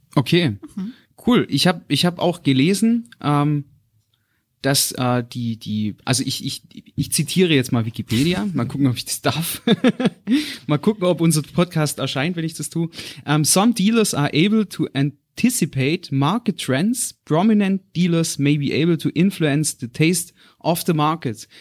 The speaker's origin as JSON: {"language": "German", "area": "Black Forest", "region": "Baden-Württemberg", "country": "Germany", "tie": "born or raised there", "said": "ich bin im Schwarzwald aufgewachsen bei meiner Oma"}